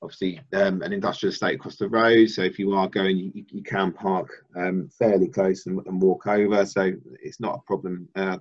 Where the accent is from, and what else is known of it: Milton Keynes, South East England, United Kingdom; born or raised there